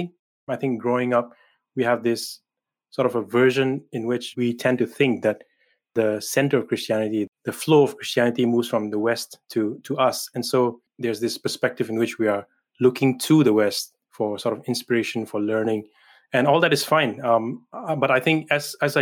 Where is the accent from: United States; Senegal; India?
India; Manipur; moved away as an adult; now in Edinburgh, United Kingdom; I come from the northeastern state of Manipur in India, and I belong to a people group, a tribe called the Nagas